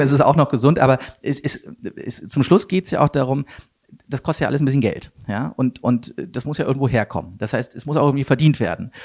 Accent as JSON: {"language": "German", "town": "Wuppertal", "region": "North Rhine-Westphalia", "country": "Germany", "tie": "born or raised there", "said": "ich komme aus Wuppertal"}